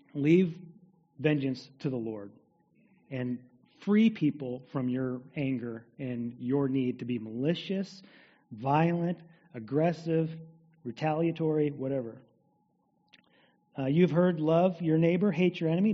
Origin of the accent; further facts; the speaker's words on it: United States; As American people in the 21st century